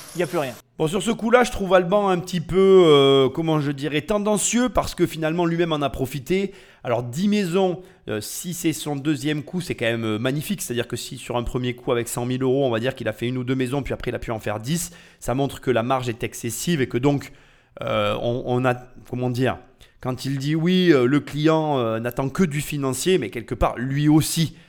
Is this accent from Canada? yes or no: no; France; nous en tant que Français